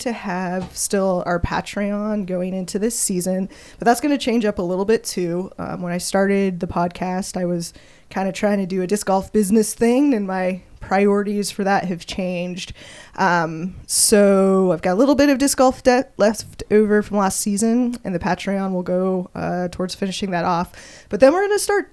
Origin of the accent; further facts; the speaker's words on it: Colorado, United States; now in Kansas City, United States; I grew up in Colorado.